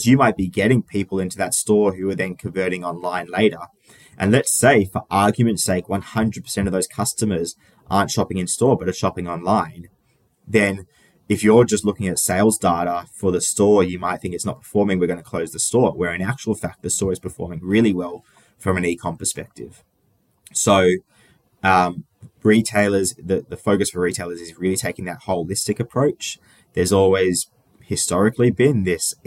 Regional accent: Sydney, New South Wales, Australia; I grew up in Sydney, in Australia. I've been here my whole life, so not too interesting in terms of moving around. But born and raised.

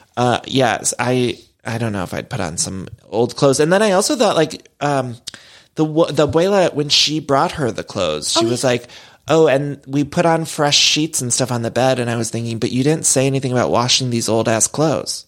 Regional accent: Chagrin Falls, Ohio, United States; there's this town where I grew up in Chagrin Falls, Ohio, with this waterfall

